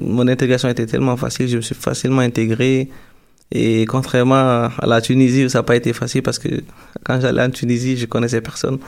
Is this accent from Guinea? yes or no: yes; Guinea; now in Quebec, Canada; je viens de la Guinée